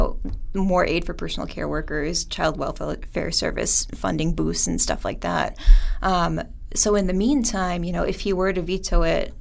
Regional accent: Chilton, Wisconsin, United States; I grew up in Chilton, Wisconsin, the northeastern part of the state

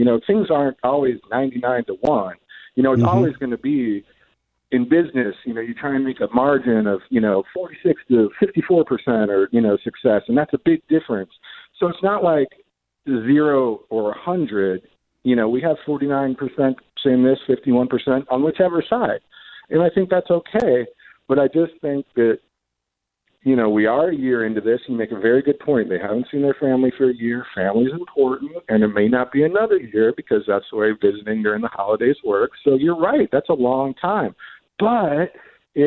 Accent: St. Louis, Missouri, United States; I'm from St. Louis. I love St. Louis.

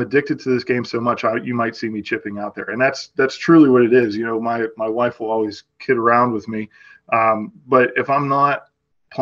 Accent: Western Pennsylvania, United States; I grew up on Caredam Golf Course

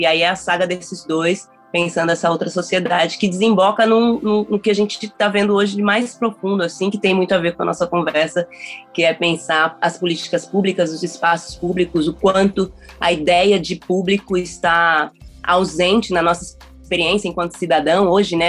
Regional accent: Taboão da Serra, São Paulo, Brazil; eu ali no Taboão da Serra, que é a cidade onde eu nasci

